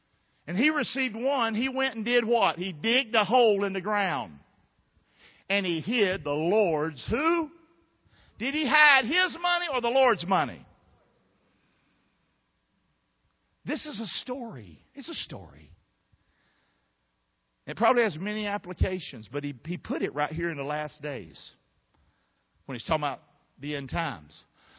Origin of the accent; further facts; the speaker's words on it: Rockingham, North Carolina, United States; Some of y'all grew up in the big city. I grew up in Rockingham. We're just different people.